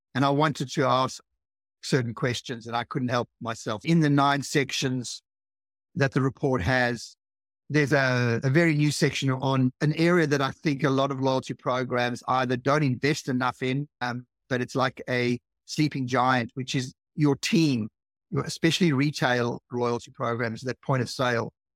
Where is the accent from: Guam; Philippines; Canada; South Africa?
South Africa; now in Australia; I'm from South Africa originally, and I arrived in Australia thirty-five years ago